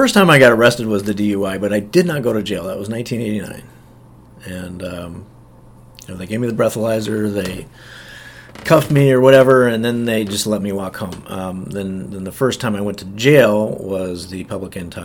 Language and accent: English; Nebraska, United States; moved away as an adult; also born or lived in Dubuque, Iowa; I was from Nebraska, but ended up moving to Dubuque, Iowa, and working for my sister's husband